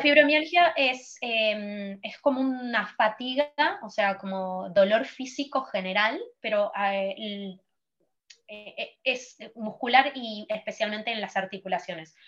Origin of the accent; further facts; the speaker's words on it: Argentina; moved away as an adult; now in Barcelona, Spain; soy de Argentina, eh, me acabo de mudar a Barcelona